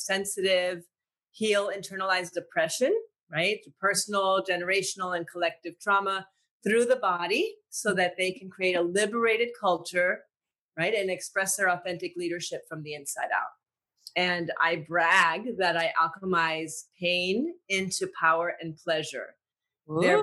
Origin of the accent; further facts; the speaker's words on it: Puerto Rico; I grew up in Puerto Rico